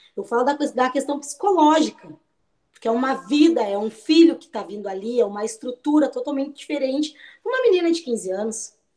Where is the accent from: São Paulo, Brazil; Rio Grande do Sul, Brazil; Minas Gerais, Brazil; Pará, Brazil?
Rio Grande do Sul, Brazil; Pelotas; sou natural de Pelotas